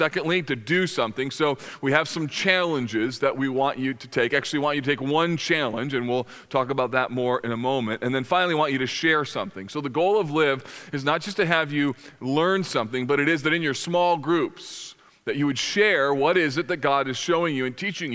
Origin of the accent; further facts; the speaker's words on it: United States; as American Christians